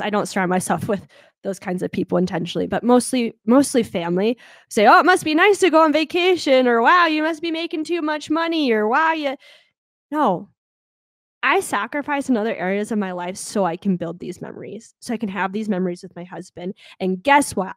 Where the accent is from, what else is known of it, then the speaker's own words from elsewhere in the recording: United States; I'm an American